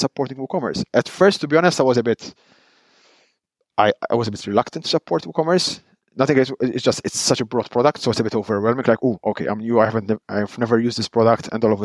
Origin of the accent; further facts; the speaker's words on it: Malta; now in Netherlands; I am Maltese. I come from Malta, but I live in the Netherlands.